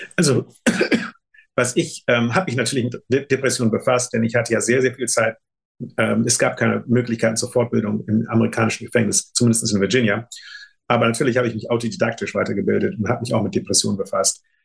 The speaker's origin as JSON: {"language": "German", "country": "Germany", "also_born_or_lived": "United States", "moved": "yes", "said": "das Ziel war meine Heimat"}